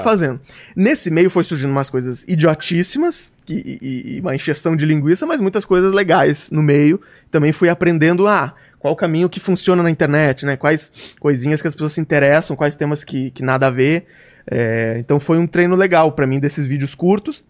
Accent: Joinville, Santa Catarina, Brazil; now in São Paulo, Brazil; Eu sou de Joinville, tá. Santa ah. Catarina

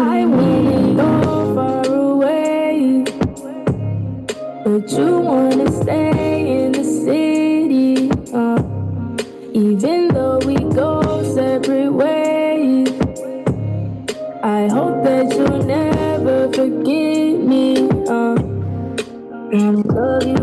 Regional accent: Louisville, Kentucky, United States; I'm from Louisville, Kentucky. I'm 21 years old

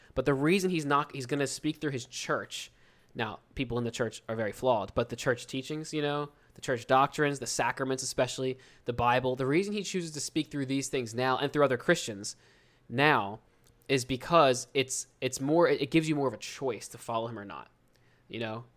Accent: New Jersey, United States; accent: South Jersey Philly accent; we're from Southern New Jersey. It's like twenty, thirty minutes outside of Philadelphia, and the Philadelphia accent, those two accents are very similar and almost the same, and I never noticed it, 'cause I was, that's what I grew up speaking

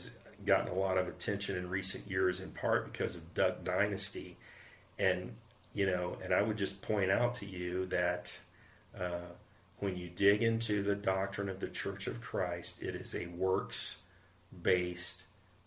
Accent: United States; I'm American.

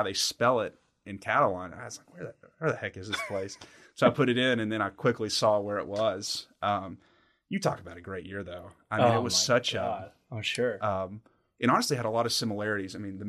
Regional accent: Somerset, South West England, United Kingdom; Listen, guys, I'm from Somerset. I'm from Somerset.

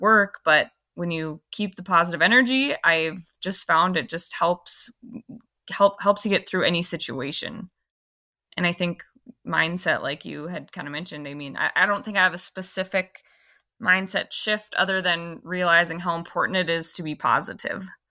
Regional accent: Fargo, North Dakota, United States; being born and raised here

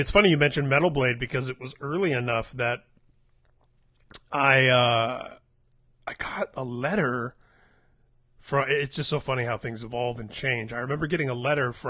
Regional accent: Indiana, United States; growing up in Indiana

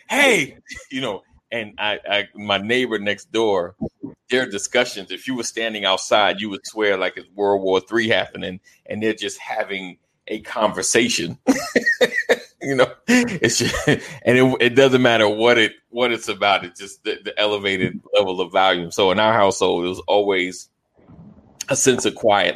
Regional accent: Roosevelt, New York, United States; I grew up in New York, Roosevelt, New York

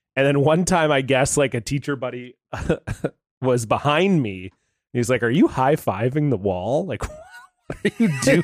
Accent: Ontario, Canada; in Canada, and I grew up in Ontario, where there's lots of maple trees

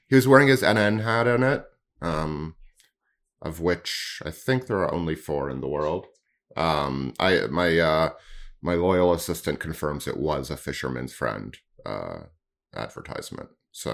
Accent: Canada

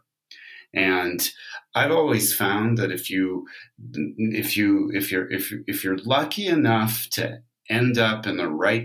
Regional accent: California, United States; I'm really from California

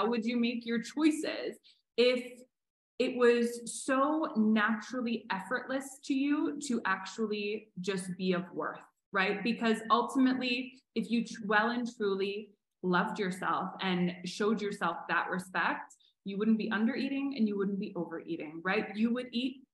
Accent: Canada; now in Mexico; I'm Canadian, and it only just got to Canada

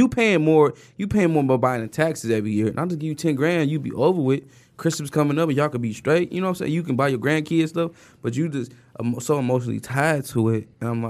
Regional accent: Detroit, Michigan, United States; moved away as an adult; I call myself the Lost King because I moved out when I was 18.

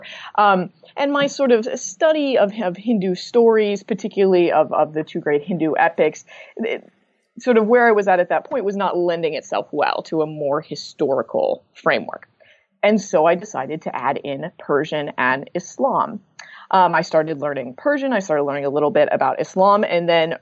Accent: Midwest, United States; an American born and raised in the Midwest

